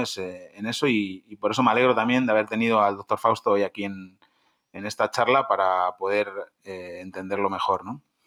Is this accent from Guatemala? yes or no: no; Spain; moved away; en mi país, en España